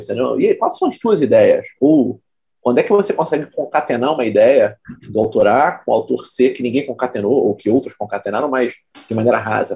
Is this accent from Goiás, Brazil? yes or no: no; Petrópolis, Rio de Janeiro, Brazil; moved away as an adult; now in Rio de Janeiro, Brazil; eu não sou carioca, eu sou de Petrópolis. É, nasci e fui criado na Serra vim para o Rio fazer faculdade